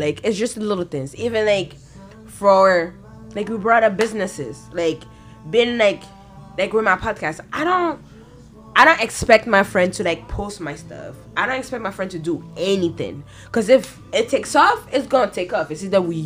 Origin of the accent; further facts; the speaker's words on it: France; moved away; I was born in France